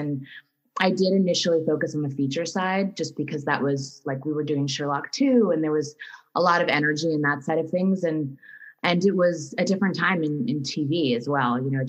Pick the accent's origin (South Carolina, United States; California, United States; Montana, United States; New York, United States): New York, United States; New Rochelle; moved away as an adult; now in Los Angeles, United States; I come from New York. I grew up in New Rochelle, New York